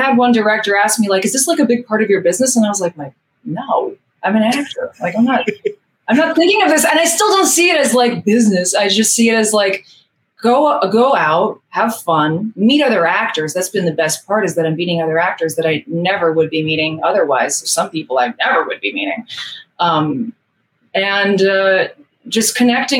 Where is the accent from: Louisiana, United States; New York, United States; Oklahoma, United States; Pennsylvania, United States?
New York, United States; New York City; my hometown where I was born and raised in Queens